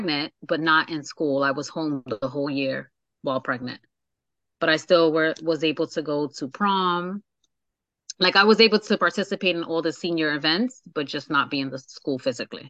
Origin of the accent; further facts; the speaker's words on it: Hoboken, New Jersey, United States; I'm born and raised in Hoboken